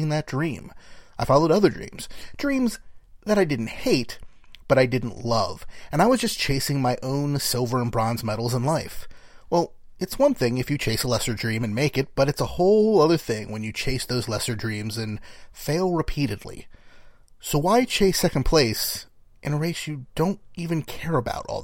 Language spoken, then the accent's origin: English; New Jersey, United States; moved away as an adult; also born or lived in Austin, Texas; I guess technically I'm still from Jersey.